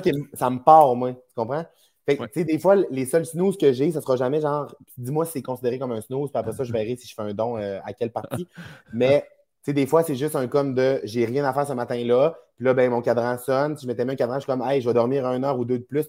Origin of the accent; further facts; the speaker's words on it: Saguenay, Quebec, Canada; now in Montreal, Canada; ma région natale